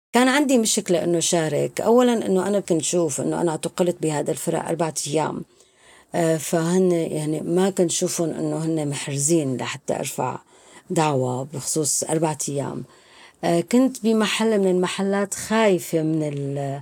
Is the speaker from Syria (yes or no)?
yes; Zabadani, Rif Dimashq, Syria; moved away as an adult; also born or lived in Damascus, Syria; now in France; من سوريا أنا من الزبداني لكن كنت عايشة بدمشق بحكم الدراسة والشغل